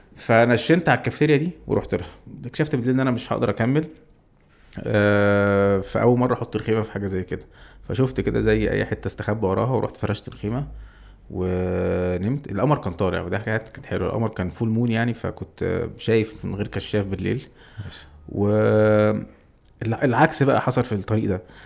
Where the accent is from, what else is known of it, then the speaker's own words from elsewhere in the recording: Egypt; وانا مصري